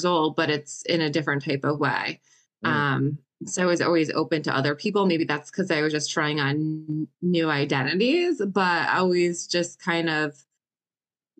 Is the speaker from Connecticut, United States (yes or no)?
yes; Connecticut, United States; born and raised in Connecticut